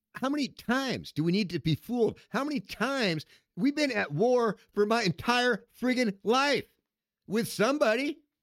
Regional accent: Seattle, Washington, United States; your weirdness comes from Seattle, Washington, my hometown

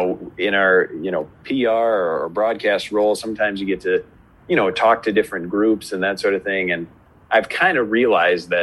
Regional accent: St. Cloud, Minnesota, United States; now in Akron, United States; St. Cloud, Minnesota, my hometown, is the Granite City is its nickname

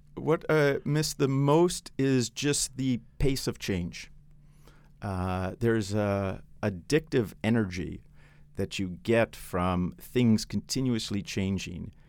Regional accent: Canada; moved away as an adult; now in China; I'm Canadian

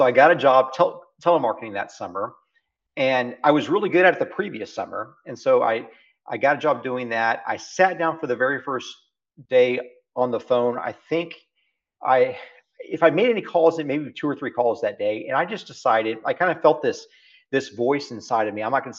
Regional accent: South Texas, United States; accent: Texas; also born or lived in Oklahoma City; We grew up down in South Texas, close to the Mexican border. We grew up at a two-bedroom house.

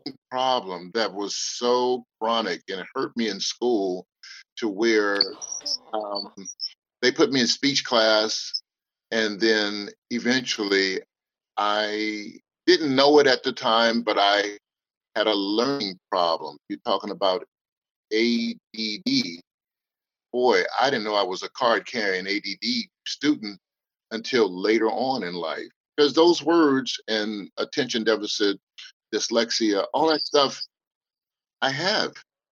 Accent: Oakland, California, United States; born there; I'm actually born right here in the Bay Area, Oakland, California.

